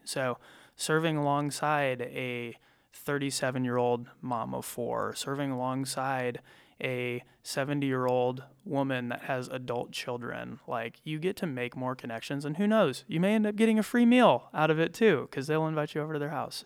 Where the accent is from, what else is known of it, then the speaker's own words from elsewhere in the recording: small town Iowa, United States; now in Cedar Rapids, United States; I'm from small town Iowa. Uh, my hometown has eighteen hundred people